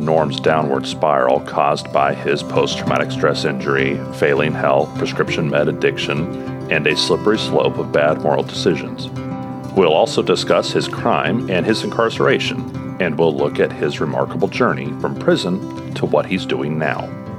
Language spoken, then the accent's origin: English; Kansas City, United States; my hometown of Kansas City.